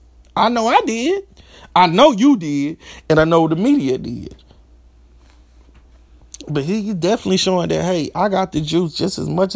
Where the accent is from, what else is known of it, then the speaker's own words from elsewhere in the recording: Hitchcock, Texas, United States; also born or lived in Galveston; I'm from Galveston, Texas, which is Galveston County, which Santa Fe is in. I also grew up in Hitchcock, Texas, which is literally like 2 minutes from Santa Fe.